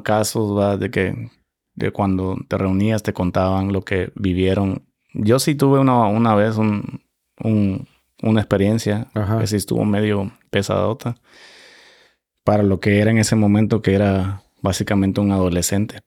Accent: Santa Tecla, La Libertad, El Salvador; moved away as an adult; now in United States; yo soy salvadoreño. Eh, nací en, una ciudad que se llama Nueva San Salvador, básicamente al lado de la capital del eh, departamento La Libertad.

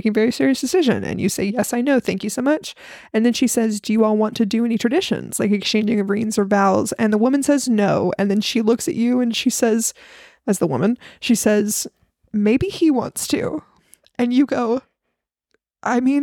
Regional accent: Southern, United States; accent: Southern; my accent comes out more often

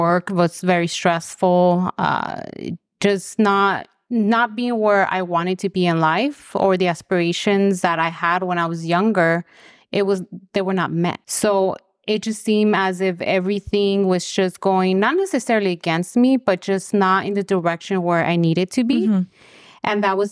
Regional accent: Los Angeles, California, United States; I am originally from Los Angeles.

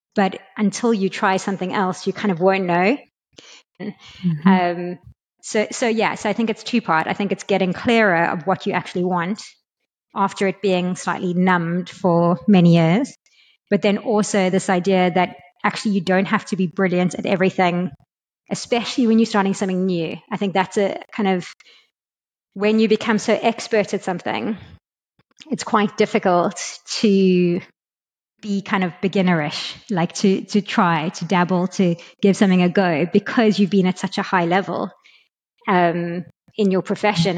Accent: South Africa; also born or lived in London, United Kingdom; now in Lisbon, Portugal; I'm from South Africa originally

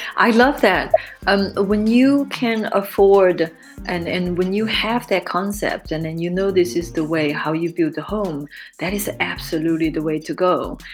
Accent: China; moved away as an adult; also born or lived in Europe

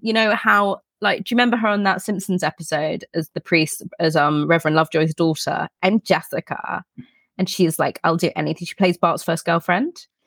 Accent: England, United Kingdom; we're English

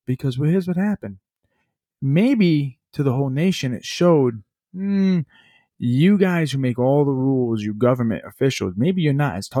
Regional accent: United States; I'm a Democrat, I'm a Republican. No, fuck that. I'm an American.

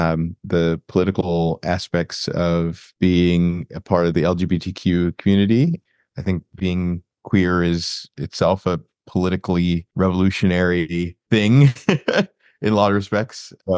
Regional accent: Florida, United States; I am originally from Florida, but now I live in the DC metro area in Maryland and work in DC as a lobbyist.

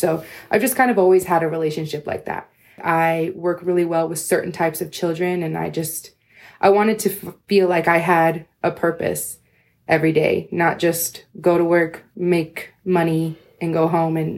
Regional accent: California, United States; moved away as an adult; now in Las Vegas, United States; I'm originally from California, and then I moved to Las Vegas about 6 years ago, right after I graduated from my undergrad.

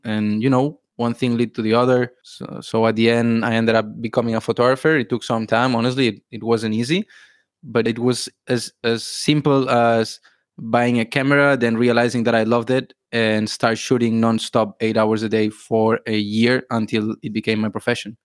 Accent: Barcelona, Catalonia, Spain; moved away as an adult; now in Thailand; I'm from Spain, from Barcelona, and I've been traveling around the world for like five years now. And yeah, recently moved to Thailand.

